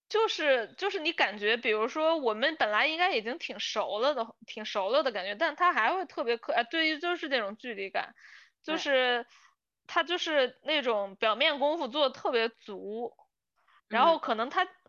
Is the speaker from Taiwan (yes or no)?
no; China; 像我们就是从小长大，其实虽然身在中国